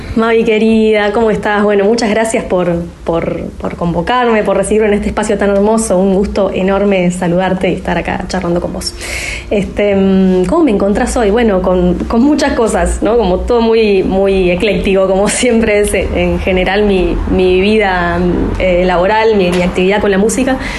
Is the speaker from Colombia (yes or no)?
no; Buenos Aires, Argentina; yo nací en Almagro, tengo el empedrado acá, los adoquines de, Almagro eh, tatuados en, el cuerpo